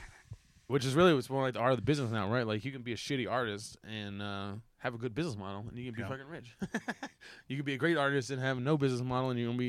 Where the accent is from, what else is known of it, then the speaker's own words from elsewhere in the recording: Texas City, Texas, United States; now in Austin, United States; In my hometown, Tech City